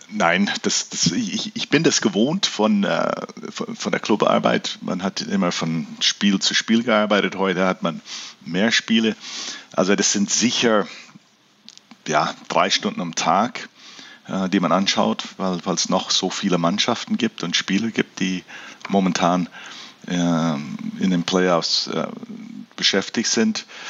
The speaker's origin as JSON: {"language": "German", "country": "Canada", "tie": "born or raised there", "moved": "yes", "lives_now": "Germany", "said": "weil ich bin in Kanada aufgewachsen und wir hatten ja keinen Dialekt in dem Sinne"}